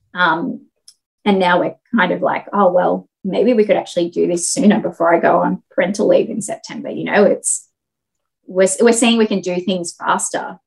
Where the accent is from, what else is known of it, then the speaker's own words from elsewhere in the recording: Sydney, New South Wales, Australia; I grew up in Sydney.